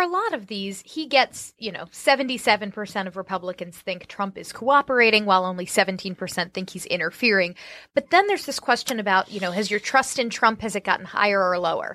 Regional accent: Orlando, Florida, United States; moved away; Growing up in Orlando

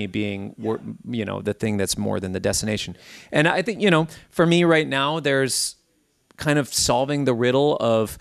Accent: Minnesota, United States; growing up in Minnesota

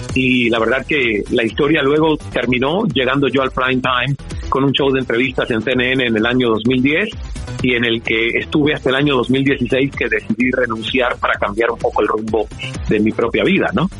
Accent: Santiago de Cuba, Cuba; moved away as an adult; also born or lived in Toronto, Canada; la radio de mi ciudad natal, Santiago de Cuba

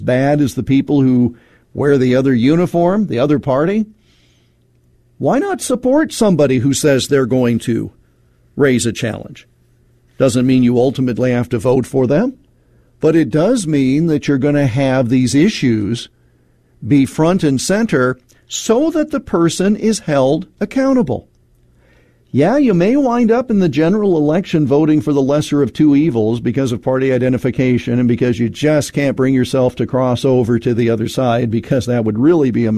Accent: Iowa, United States; my home state of Iowa

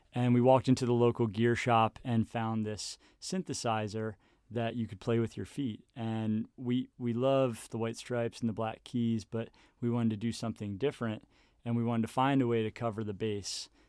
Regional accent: Baltimore, Maryland, United States; moved away as an adult; now in Harrisonburg, United States; I grew up in Baltimore, Maryland

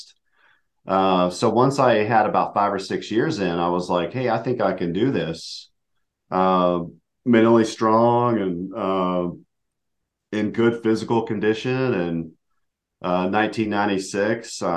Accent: Huntington, West Virginia, United States; born and raised in Huntington, West Virginia, small little town in the South

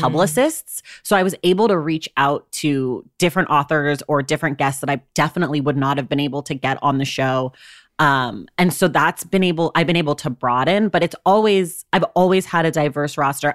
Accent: United States; as an American

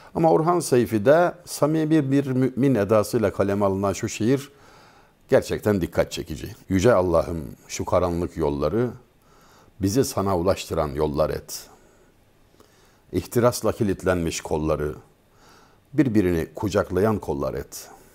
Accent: Denizli, Turkey; Memleketim olan Denizli'de

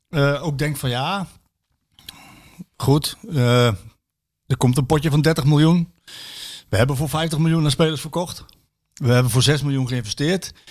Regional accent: Austria; Ik kom uit Oostenrijk. Red Bull Salzburg is al kampioen voordat er een bal getrapt is.

